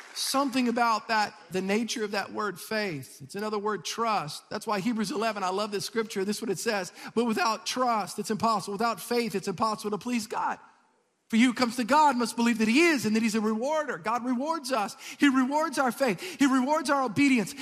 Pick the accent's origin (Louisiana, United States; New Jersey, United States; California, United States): Louisiana, United States; South; I'm from South Louisiana.